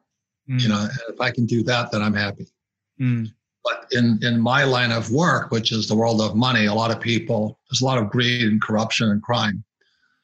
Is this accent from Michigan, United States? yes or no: no; Hawaii, United States; I grew up in Hawaii.